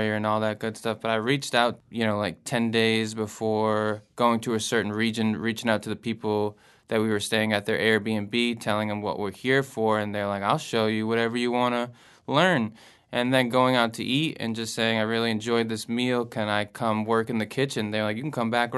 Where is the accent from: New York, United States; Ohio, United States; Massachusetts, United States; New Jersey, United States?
Massachusetts, United States; moved away as an adult; also born or lived in Providence, Rhode Island; now in New Orleans, United States; I'm from Massachusetts originally